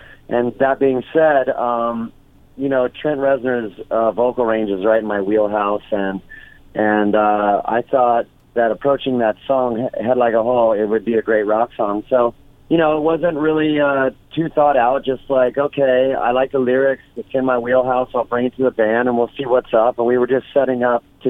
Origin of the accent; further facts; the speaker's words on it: Orange County, California, United States; also born or lived in Los Angeles, California; I grew up in Orange County, California. You know, I was born in L.A., grew up in Orange County, and then back to L.A. when I was 19